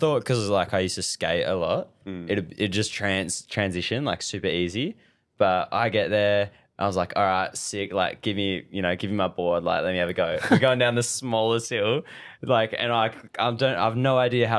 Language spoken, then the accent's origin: English; Margaret River, Western Australia, Australia; I was born in Murray River and grew up here my whole life